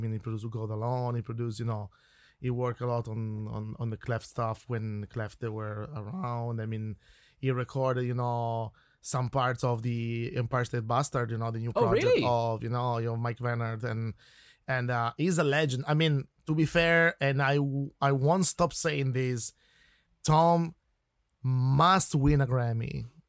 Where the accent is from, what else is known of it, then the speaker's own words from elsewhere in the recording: Turin, Piedmont, Italy; English is a second language; moved away as an adult; now in Ireland; I'm coming from the north of Italy, okay, I come from Turin